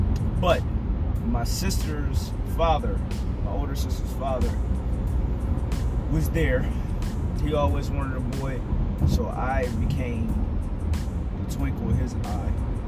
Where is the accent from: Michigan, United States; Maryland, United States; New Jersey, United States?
New Jersey, United States; So I was born in Jersey, and my journey started in the PJs.